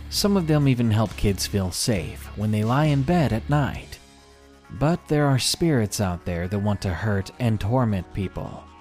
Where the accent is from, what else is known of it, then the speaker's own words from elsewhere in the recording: Georgia, United States; I didn't want to go back to my home state of Georgia.